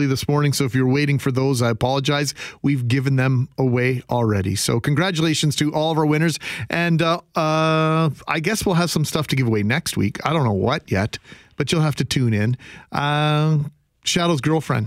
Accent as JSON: {"language": "English", "town": "Winnipeg", "region": "Manitoba", "country": "Canada", "tie": "born or raised there", "said": "growing up in Winnipeg, meeting all the Jets and meeting all the Blue Bombers"}